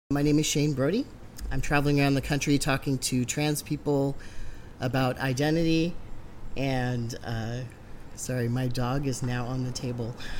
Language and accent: English; Alaska, United States; I'm from Alaska